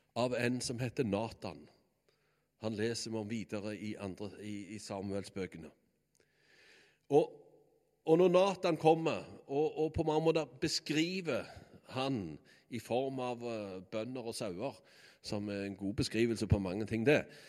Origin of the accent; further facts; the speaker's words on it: Bø, Norway; naboen hjemme på Bø, det var Brandaberg